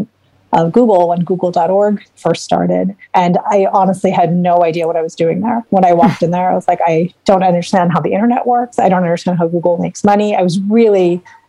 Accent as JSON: {"language": "English", "town": "Chicago", "region": "Illinois", "country": "United States", "said": "We're both from Chicago"}